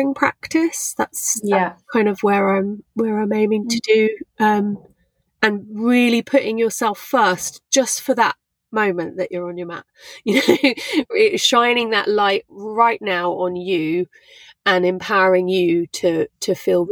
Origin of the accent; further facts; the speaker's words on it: England, United Kingdom; also born or lived in London / Brighton; I'm not Thai, I'm English